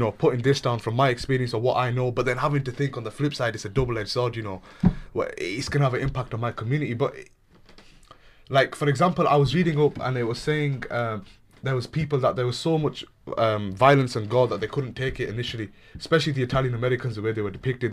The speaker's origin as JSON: {"language": "English", "region": "England", "country": "United Kingdom", "tie": "born or raised there", "said": "British Pakistani, born here, born, raised here, proud British Pakistani"}